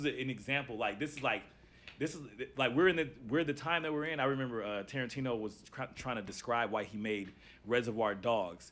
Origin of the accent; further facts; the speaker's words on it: Los Angeles, California, United States; I'm from South Central